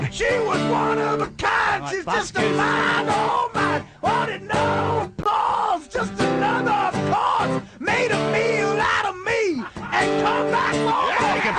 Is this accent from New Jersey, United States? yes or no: yes; Union, New Jersey, United States; also born or lived in Livingston; I, I was actually born in Livingston. I grew up in Union, New Jersey. That's just a matter of pride.